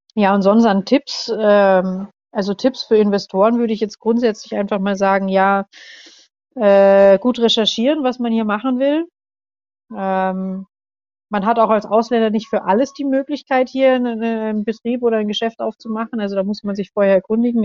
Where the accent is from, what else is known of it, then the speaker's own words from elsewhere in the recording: Germany; moved away as an adult; now in Indonesia; bei uns in Deutschland